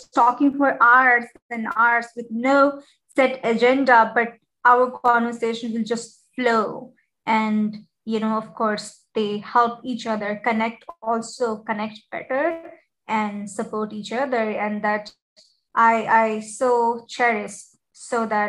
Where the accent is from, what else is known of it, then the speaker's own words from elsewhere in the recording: India; now in Abu Dhabi, United Arab Emirates; I'm from India